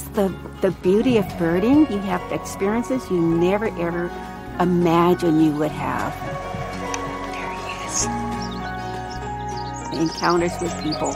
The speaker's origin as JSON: {"language": "English", "region": "Louisiana", "country": "United States", "said": "I'm from Louisiana"}